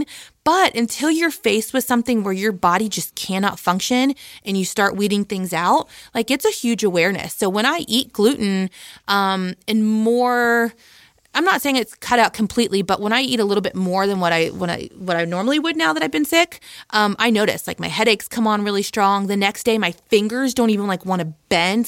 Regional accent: Midwest, United States; also born or lived in Ohio; I'm from the Midwest

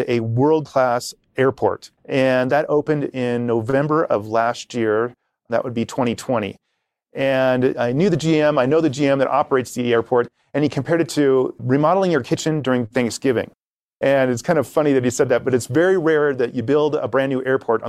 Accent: Seattle, Washington, United States; now in Utah, United States; I grew up in Seattle

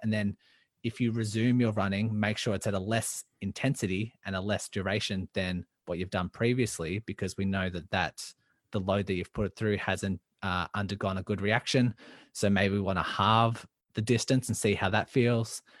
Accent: Melbourne, Victoria, Australia; I'm from Melbourne, Australia

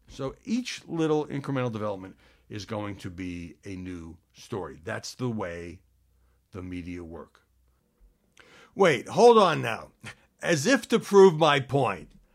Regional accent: New York City, New York, United States; moved away; I grew up in Brooklyn

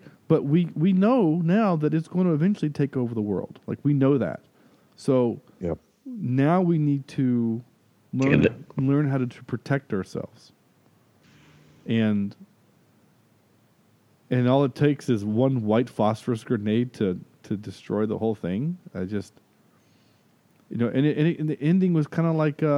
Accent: North Carolina, United States; I am from North Carolina

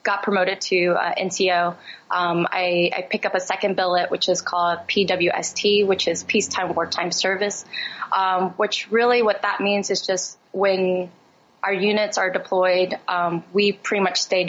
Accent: Philadelphia, Pennsylvania, United States; growing up in Philly

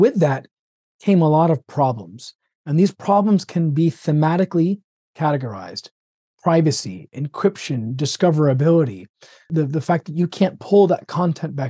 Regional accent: Florida, United States; also born or lived in Birmingham; born and raised in Florida. Did residency in Birmingham and came back to Florida

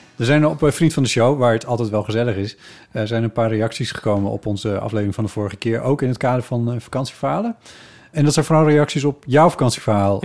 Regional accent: Friesland, Netherlands; moved away; waar ik opgegroeid ben, dat het daar Ivige Leerne heet

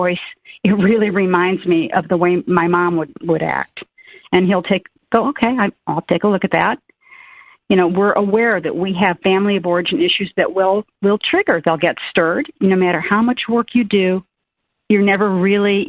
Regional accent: Peoria, Illinois, United States; moved away as an adult; now in Florida, United States; I grew up in Illinois, in Peoria

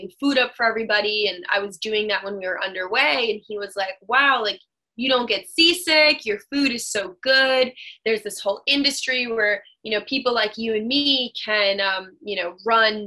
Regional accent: Burlington, Vermont, United States; I'm from Burlington

